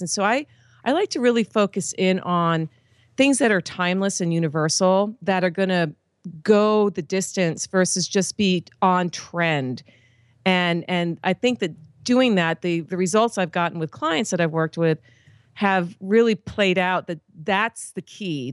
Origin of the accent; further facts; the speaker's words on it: East Coast of the United States, United States; I grew up on the East Coast of the United States